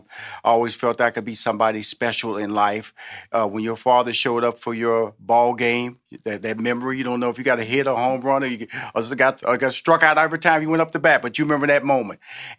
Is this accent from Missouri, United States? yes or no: no; Houston, Texas, United States; And so that's the Southern. I'm from Houston, Texas. I'm from the South.